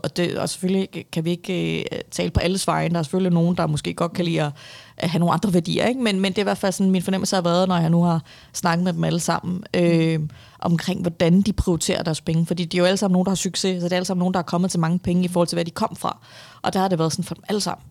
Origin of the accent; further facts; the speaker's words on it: Vestegnen, Capital Region of Denmark, Denmark; also born or lived in Viborg, Denmark; at jeg er fra Vestegnen af